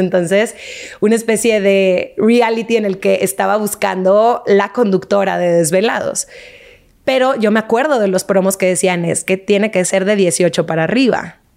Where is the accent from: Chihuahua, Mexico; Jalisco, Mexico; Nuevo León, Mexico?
Nuevo León, Mexico; Monterrey; moved away; also born or lived in Argentina; Soy regia, nací en Monterrey, toda mi familia está allá, menos mi hermano.